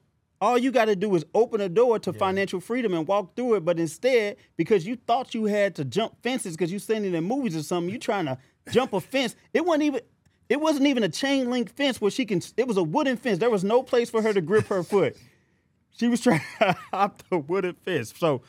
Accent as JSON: {"language": "English", "town": "St. Louis", "region": "Missouri", "country": "United States", "said": "I'm from St. Louis."}